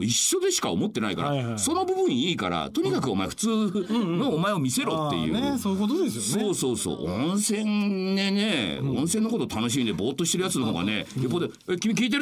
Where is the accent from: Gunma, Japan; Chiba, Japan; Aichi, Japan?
Aichi, Japan; Shinshiro; 僕の故郷の新城市っていうところ